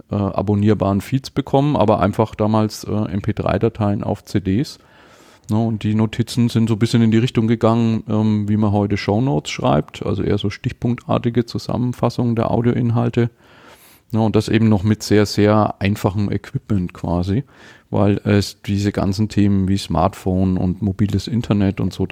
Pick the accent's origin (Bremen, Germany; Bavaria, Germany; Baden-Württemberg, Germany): Bavaria, Germany; Nuremberg; Ich komme aus Nürnberg, bin 44 und verheiratet, ein Kind